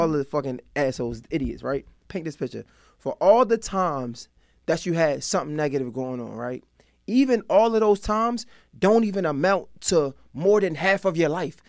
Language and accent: English; Baltimore, Maryland, United States; I'm from Baltimore, like, real live crack house